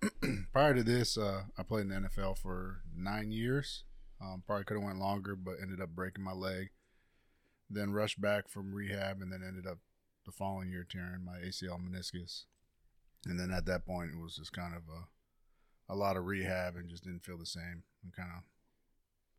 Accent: California, United States; growing up in California

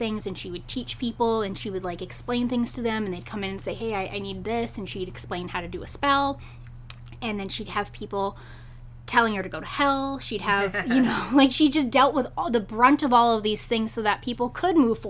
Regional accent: Massachusetts, United States; I grew up in Massachusetts

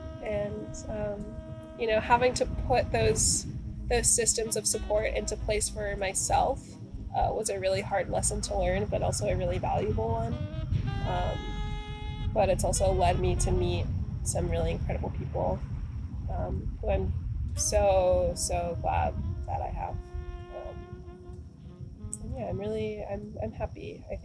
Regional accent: Midwest, United States; You know, I'm from the Midwest, and we don't really have a lot of family on the East Coast, especially New England.

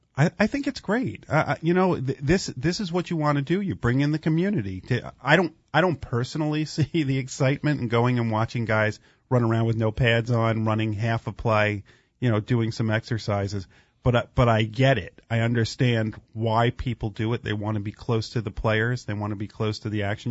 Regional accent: New Jersey, United States; I grew up in New Jersey

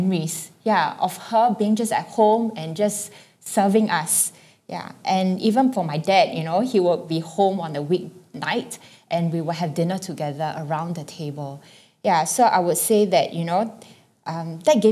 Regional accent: Singapore; also born or lived in Hong Kong; I was born in Hong Kong, and in my early childhood, my mom was working, and I was taken care of by my aunt. But when my whole family migrated to Singapore when I was 7

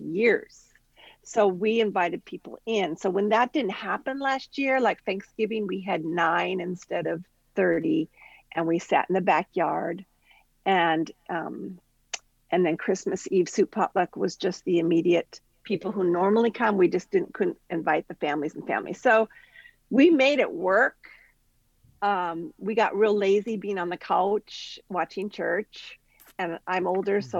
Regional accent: Central Coast of California, United States; I'm from the Central Coast of California

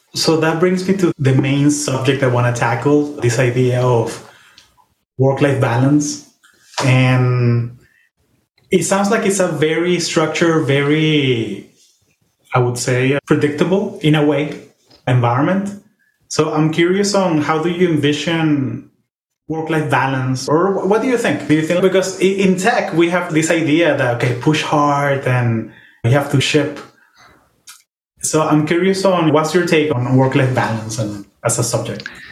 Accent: Venezuela; we're both Venezuelan

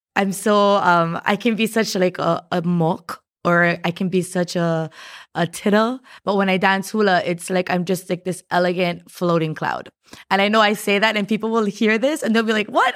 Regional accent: Hawaii, United States; as Hawaiian people

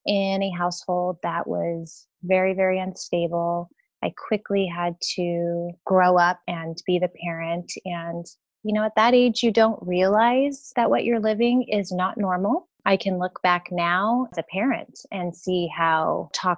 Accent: San Diego, California, United States; I'm from San Diego, born and raised

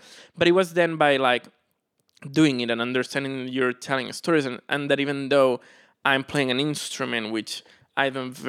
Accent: Barcelona, Catalonia, Spain; moved away; In Barcelona.

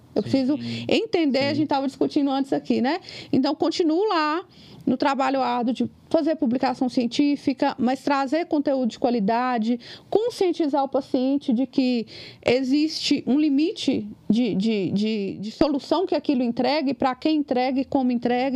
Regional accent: Capelinha, Minas Gerais, Brazil; now in Ipatinga, Brazil; Hoje eu moro em Patinga, mas eu sou lá de Capelinha

